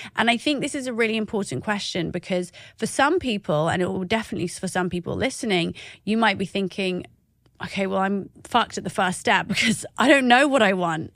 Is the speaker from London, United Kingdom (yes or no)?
no; Oxford, South East England, United Kingdom; I am an Iraqi that was growing up in Oxford.